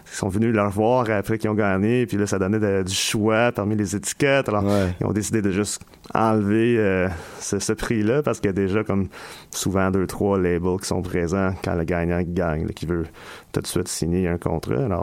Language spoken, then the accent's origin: French; France; now in Montreal, Canada